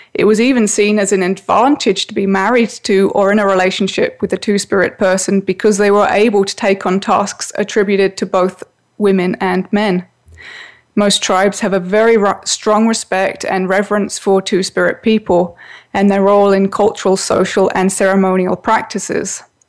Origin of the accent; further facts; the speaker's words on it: England, United Kingdom; I grew up in England where all children had to wear a school uniform